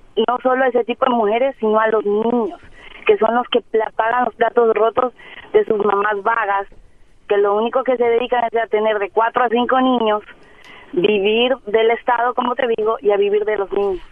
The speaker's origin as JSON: {"language": "Spanish", "country": "Ecuador", "moved": "as an adult", "lives_now": "Monterrey, Mexico", "said": "Yo soy de Ecuador"}